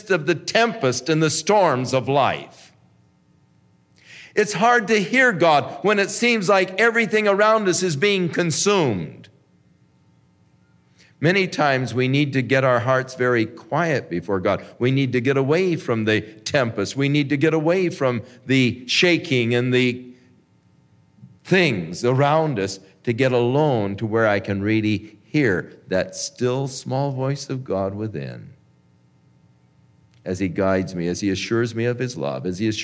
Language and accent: English; Ventura, California, United States; I grew up in Ventura